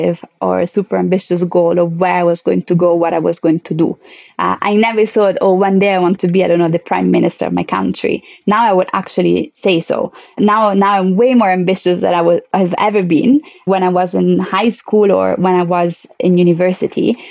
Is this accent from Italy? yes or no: yes; Italy; moved away; my home country